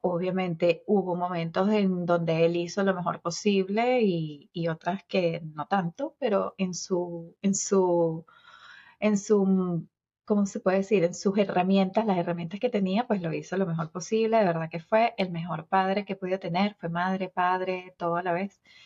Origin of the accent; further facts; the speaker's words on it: Venezuela; moved away as an adult; now in Cooper City, United States; soy venezolana, eh, tengo 45 años, los acabo de cumplir